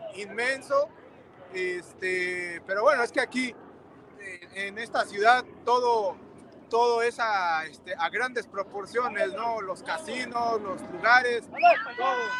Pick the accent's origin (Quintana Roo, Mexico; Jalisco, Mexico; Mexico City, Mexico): Mexico City, Mexico; now in Detroit, United States; yo soy originario de la Ciudad de México